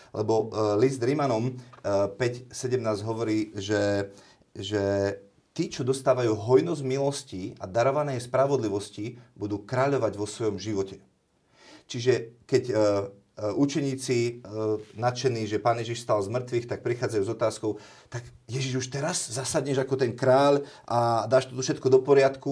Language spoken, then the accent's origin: Slovak; Slovakia; sme Slováci naďalej